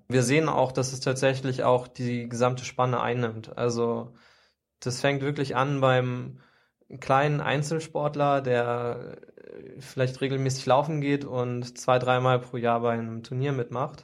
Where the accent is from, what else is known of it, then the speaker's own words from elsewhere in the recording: Hamburg, Germany; ich bin in Hamburg aufgewachsen.